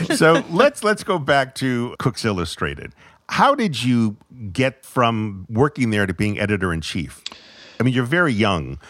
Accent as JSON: {"language": "English", "town": "Fall River", "region": "Massachusetts", "country": "United States", "tie": "born or raised there", "said": "Fall River, Massachusetts, which is where I was born"}